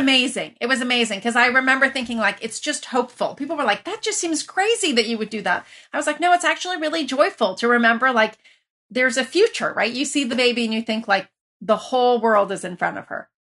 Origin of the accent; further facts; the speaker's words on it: Iran; also born or lived in Lafayette, California, United States; now in United States; I grew up originally in Iran, where you were connected to everybody